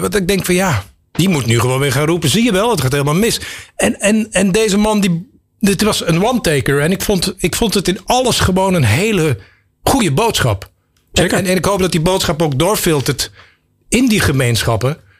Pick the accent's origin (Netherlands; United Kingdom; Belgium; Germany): Belgium; ik een Belg ben